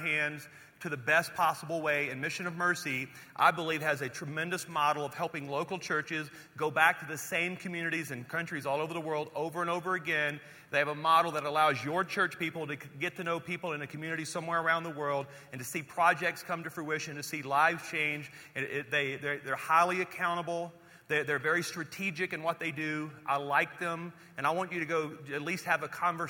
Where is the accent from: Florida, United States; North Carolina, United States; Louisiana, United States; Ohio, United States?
Louisiana, United States; also born or lived in Texas; now in Colorado, United States; I was born in Louisiana, spent some time in Texas